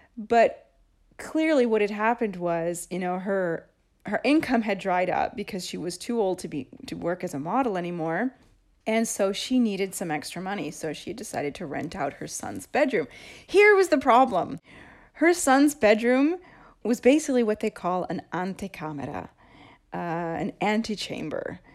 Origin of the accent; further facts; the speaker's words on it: Seattle, Washington, United States; moved away as an adult; now in Rome, Italy; I grew up in Seattle